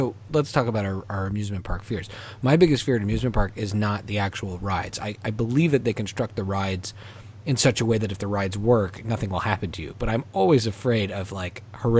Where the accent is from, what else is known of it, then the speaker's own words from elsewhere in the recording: Montreal, Quebec, Canada; We grew up in Montreal, home of La Ronde.